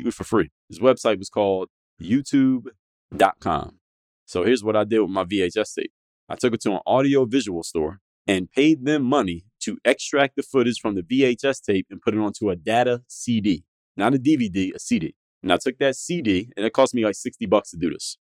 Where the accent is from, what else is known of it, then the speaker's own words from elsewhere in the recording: Philadelphia, Pennsylvania, United States; I'm from Philly.